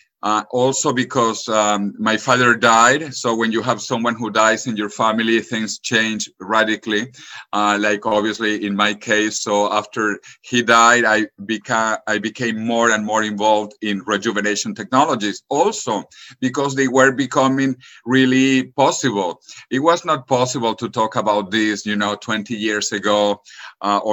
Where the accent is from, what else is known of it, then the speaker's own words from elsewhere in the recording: Venezuela; moved away as an adult; also born or lived in Spain / United States / California; now in Madrid, Spain; I grew up in Venezuela.